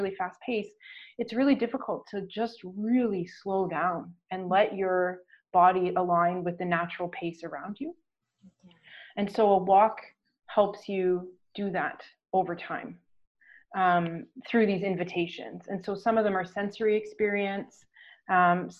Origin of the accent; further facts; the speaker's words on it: Ontario, Canada; now in Newfoundland, Canada; I'm located in Newfoundland now, but I'm from Ontario